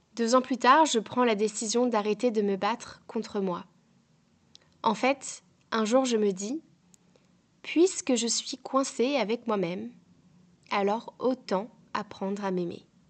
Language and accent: French; France; moved away as an adult; now in Ireland; je quitte mon pays natal, la France, pour m'installer en Irlande